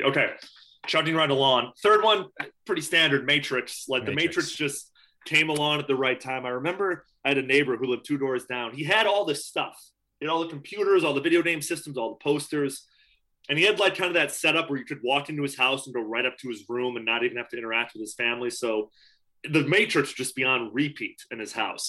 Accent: Chicago, Illinois, United States; I'm from Chicago, born and raised.

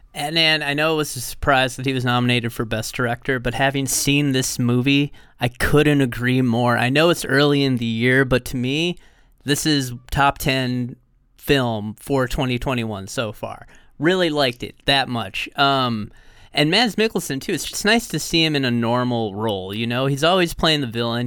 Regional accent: United States; as an American

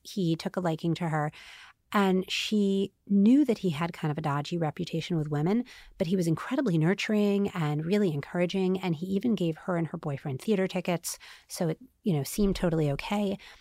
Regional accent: United States; also born or lived in Staten Island, New York / Queens, New York / New Jersey; I'm from Staten Island and Queens and New Jersey

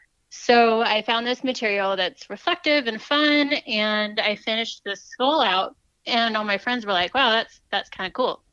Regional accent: Fort Worth, Texas, United States; Yeah, I'm originally from Fort Worth, so learned a lot about Western things to do.

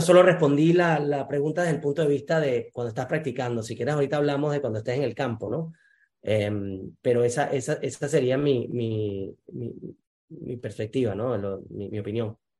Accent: Venezuela; moved away; en el Junco Golf Club, en Venezuela, donde yo nací

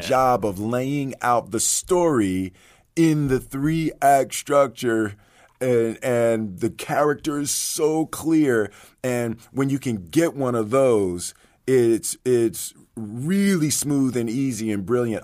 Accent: Philadelphia, Pennsylvania, United States; I grew up in Philly, you know, with my, my Philadelphia Eagles

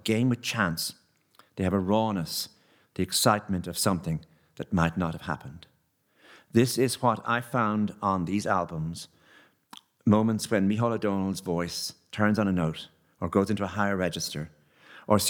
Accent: Enniscorthy, Leinster, Ireland; moved away; I was from Enniscorthy

